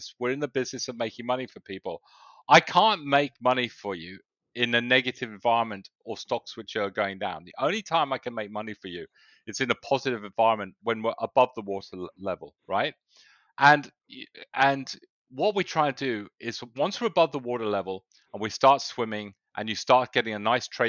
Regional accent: England, United Kingdom; moved away as an adult; also born or lived in south of Spain; now in Australia; I was born in England. I went to university, but then a lot of my business life started in the south of Spain

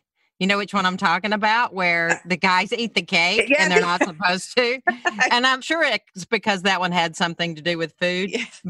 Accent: Alabama, United States; they start screaming out, where are you from? I went, Alabama.

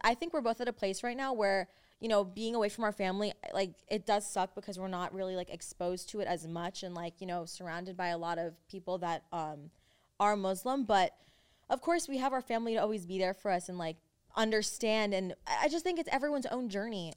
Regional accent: United States; accent: generic American; now in Los Angeles, United States; we grew up in America and our parents both, like, grew up in different places as well that when they came here, we kinda didn't adapt to either one of their accents. It was more just, like, generic

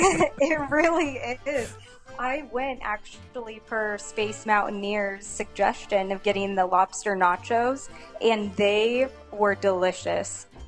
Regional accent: Modesto, California, United States; now in Arizona, United States; I'm from California, so I'm actually from George Lucas's hometown, Modesto

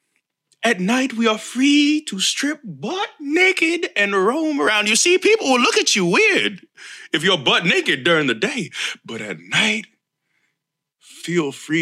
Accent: Florida, United States; I am from Florida, This is where I live. This is where I rest my head. I have since 1986, minus college

